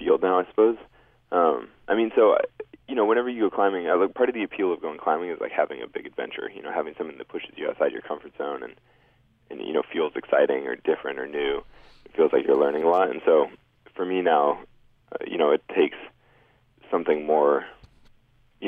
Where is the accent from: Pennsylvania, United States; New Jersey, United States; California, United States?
California, United States; Sacramento; near where I grew up in Sacramento